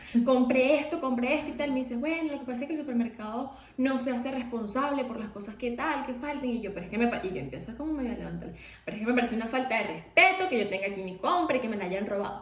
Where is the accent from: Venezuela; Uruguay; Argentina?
Venezuela; nosotros somos de Venezuela